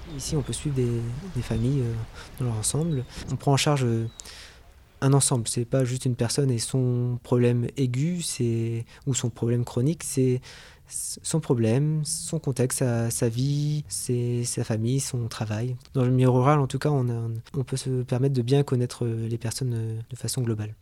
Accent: Avranches, Normandy, France; also born or lived in Lille; je suis né à Avranches et j'ai fait la plupart de mes études dans la Manche

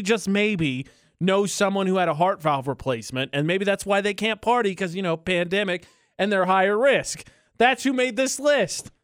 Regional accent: Midwest, United States; I'm from the Midwest

